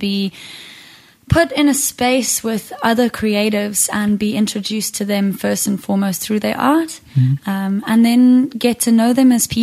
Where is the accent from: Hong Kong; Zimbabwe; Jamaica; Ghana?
Zimbabwe; I grew up in a musical household. I grew up in Zimbabwe.